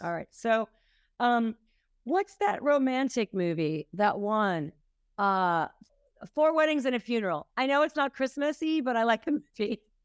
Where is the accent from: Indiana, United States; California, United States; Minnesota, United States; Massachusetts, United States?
Minnesota, United States; now in New York, United States; I'm from Minnesota.